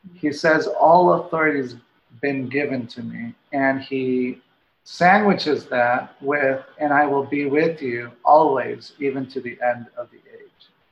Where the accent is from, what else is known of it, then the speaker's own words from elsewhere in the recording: Guadalajara, Jalisco, Mexico; moved away; also born or lived in Washington State; I was born and raised in Mexico, in Guadalajara